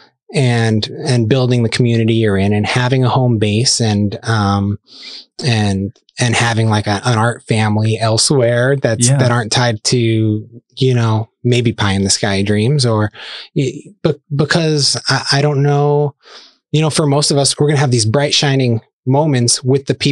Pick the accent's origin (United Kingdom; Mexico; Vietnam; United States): United States; Scranton, Pennsylvania; moved away as an adult; also born or lived in Ohio; now in Lehigh Valley, United States; I grew up in the Scranton area